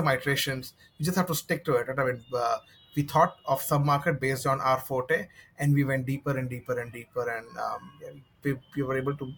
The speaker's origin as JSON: {"language": "English", "town": "Mumbai", "region": "Maharashtra", "country": "India", "tie": "born or raised there", "said": "So I'm based in Mumbai, India, and probably grew in different cities in Mumbai"}